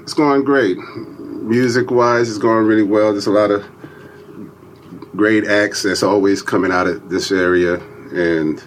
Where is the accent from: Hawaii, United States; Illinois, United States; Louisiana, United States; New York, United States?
Louisiana, United States; Sunset; moved away; I grew up in Louisiana, a small town, Sunset, which was about 140 miles west of New Orleans